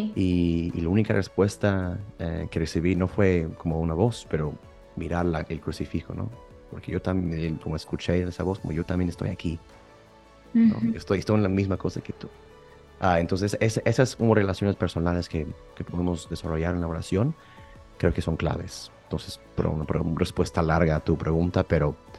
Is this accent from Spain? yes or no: no; Houston, Texas, United States; moved away as an adult; now in Rome, Italy; yo soy de Houston, de Texas, eh, eh, y llevo, pues sí, siete años en Roma estudiando filosofía